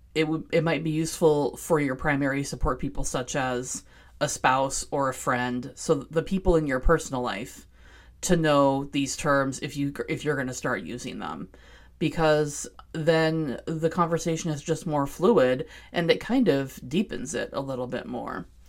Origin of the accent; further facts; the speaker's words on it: Seattle, Washington, United States; I was born and raised in Seattle